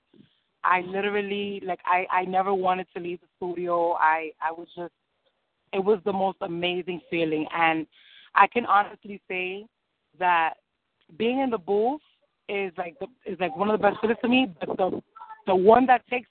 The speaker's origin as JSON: {"language": "English", "town": "New York City", "region": "New York", "country": "United States", "tie": "born or raised there", "also_born_or_lived": "Bronx", "said": "I'm Puerto Rican and Dominican, and I was born in New York City"}